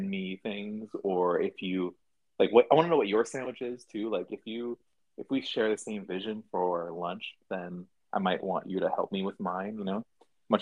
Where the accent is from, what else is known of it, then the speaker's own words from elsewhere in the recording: Canada; now in Los Angeles, United States; I'm not an LA native. I'm not a Los Angelino, you know what I mean? I'm Canadian boy